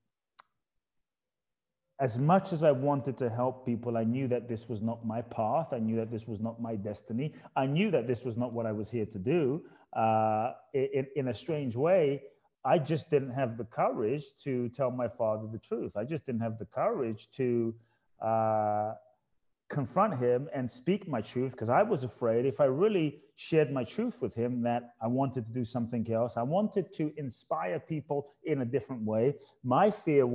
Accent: London, United Kingdom; born or raised there; moved away; also born or lived in Ghana

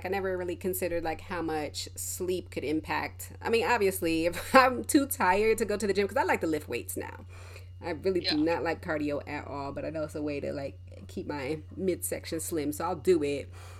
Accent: Colorado, United States; because I grew up in Colorado for a little bit, and whenever it would snow, be a blizzard outside during track season

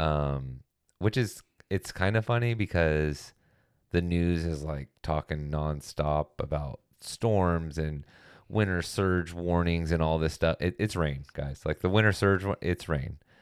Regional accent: California, United States; as a Californian

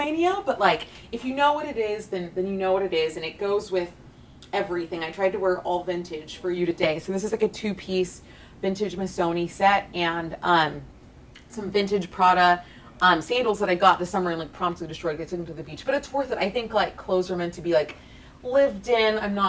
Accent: Texas, United States; Like, what was it like growing up in Texas, mm-hmm. like, being who you are and over the top? And I was like, I thought I was fabulous

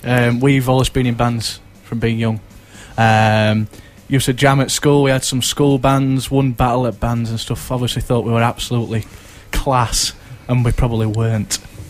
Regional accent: Sheffield, Yorkshire and the Humber, United Kingdom; Originally, I was from North Sheffield, Outerbridge.

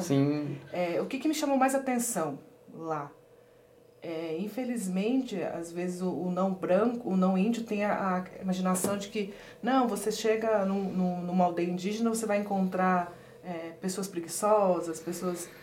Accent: Pedro Juan Caballero, Amambay, Paraguay; moved away; also born or lived in Porto Murtinho, Mato Grosso do Sul, Brazil / Ponta Porã, Mato Grosso do Sul, Brazil; eu nasci em Porto Murtinho, que é uma regi região também de fronteira Mato, com Mato Grosso do Sul e Paraguai. E aí eu fui criada em Pedro Juan, que faz fronteira com Ponta Porã.

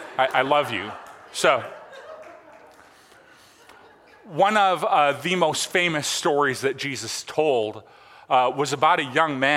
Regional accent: Michigan, United States; I'm not from Traverse City, but I'm from Michigan.

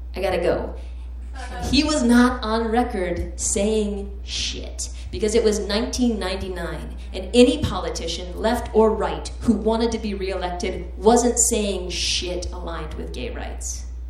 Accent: Vermont, United States; now in Chicago, United States; I'm from Vermont

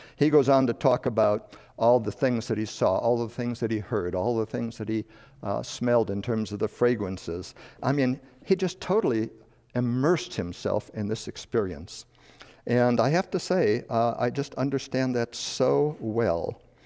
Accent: Chicago, Illinois, United States; moved away as an adult; also born or lived in Madison, Wisconsin; I was born and raised in Chicago, moved to a farm in northern Illinois near Wisconsin

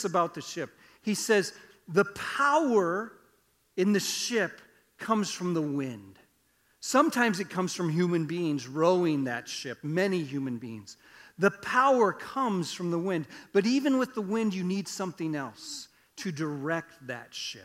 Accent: Iowa, United States; I grew up in Iowa. We didn't farm, but I grew up on a farm

